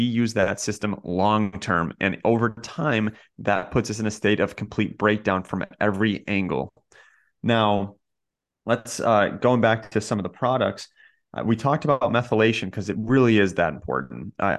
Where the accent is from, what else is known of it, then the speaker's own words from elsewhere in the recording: Kentucky, United States; You're like, I grew up in Kentucky. We don't eat oysters around